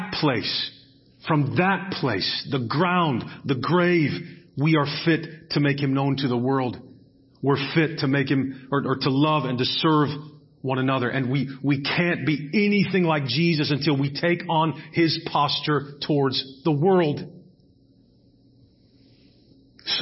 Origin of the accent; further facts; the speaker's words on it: United States; I'm an American.